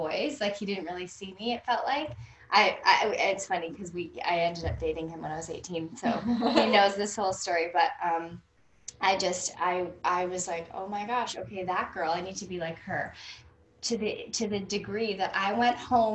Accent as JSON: {"language": "English", "town": "North Vancouver", "region": "British Columbia", "country": "Canada", "tie": "born or raised there", "said": "I grew up in Vancouver, British Columbia, North Vancouver, for those of you who know Vancouver"}